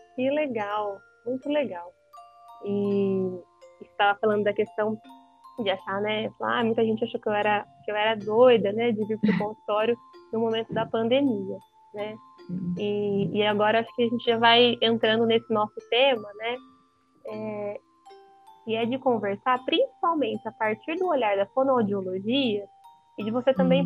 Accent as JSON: {"language": "Portuguese", "town": "Ourinhos", "region": "São Paulo", "country": "Brazil", "said": "eu sou de Ourinhos, né, interior de São Isso. Paulo"}